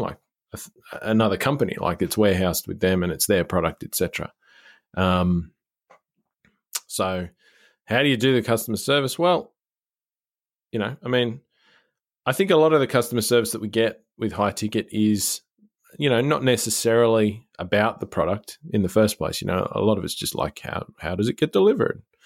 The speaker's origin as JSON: {"language": "English", "country": "Australia", "said": "as an Australian"}